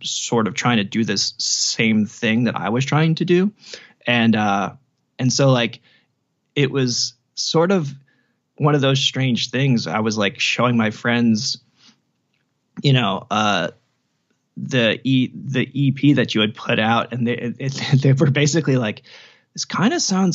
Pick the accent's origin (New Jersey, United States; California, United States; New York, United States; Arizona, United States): New Jersey, United States; Jersey Shore; I was raised in the part of New Jersey that is unfortunately now known as the Jersey Shore.